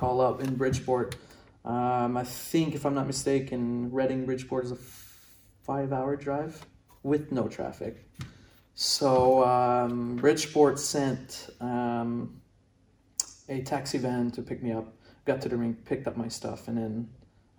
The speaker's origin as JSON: {"language": "English", "town": "Brossard", "region": "Quebec", "country": "Canada", "tie": "born or raised there", "said": "growing up in Montreal"}